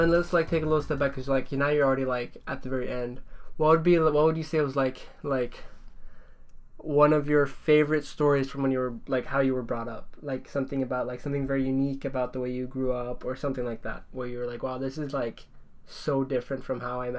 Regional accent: Norway; because I grew up in Norway. I mean, no. I was born in Norway

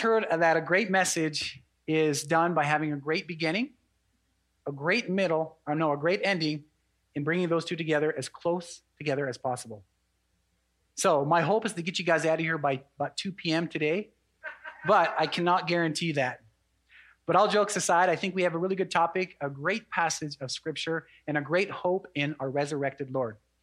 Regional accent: Fort Belknap Indian Reservation, Montana, United States; I'm also an enrolled member of the Aani tribe out of Fort Belknap Indian Reservation

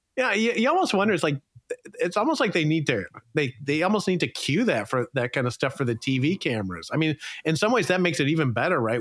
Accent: Illinois, United States; I grew up in Illinois

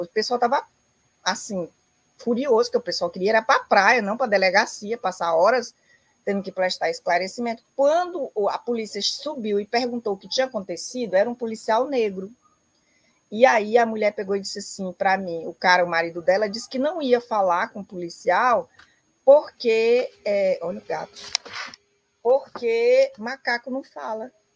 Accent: southern Piauí, Brazil; moved away; also born or lived in Rio Grande do Sul / Brasília / Novo Hamburgo; eu sou do sul do Piauí

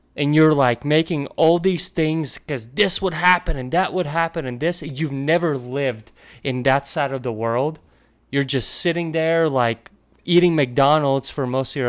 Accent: Latvia; moved away; I come from Latvia, and and that's kind of like where hockey started for me

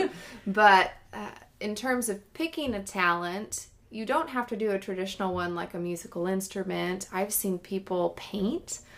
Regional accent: Granite Bay, California, United States; moved away as an adult; now in Oregon, United States; the town I grew up in is called Granite Bay

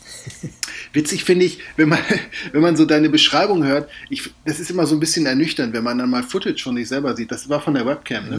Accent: Germany; now in Portugal; als Deutscher

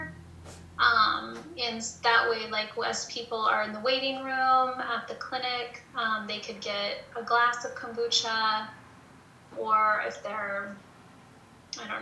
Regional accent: Topeka, Kansas, United States; also born or lived in Prairie Band Potawatomi reservation, Kansas; I live here on a reservation. I grew up in Topeka, and so, I mean, we were up here all the time, but I mean, so I was raised up here as well as in Topeka

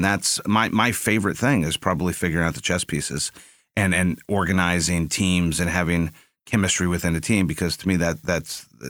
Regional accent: San Antonio, Texas, United States; also born or lived in Phoenix / Maryland / Ohio; I was born in Phoenix. I lived in, just lived there for a few years. And then I lived, my dad worked at the Pentagon for a little bit. So we lived in Maryland and in Ohio. But most of my life was spent in San Antonio.

